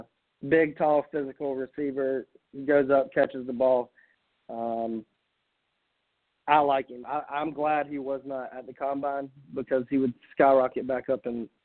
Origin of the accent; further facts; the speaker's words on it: South Carolina, United States; since I'm from South Carolina